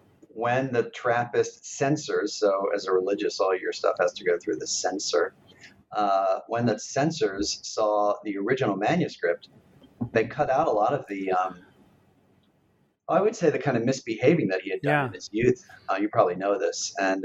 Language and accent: English; Philadelphia, Pennsylvania, United States; but I was born in Philadelphia, and I grew up there in a Catholic family, but not super religious.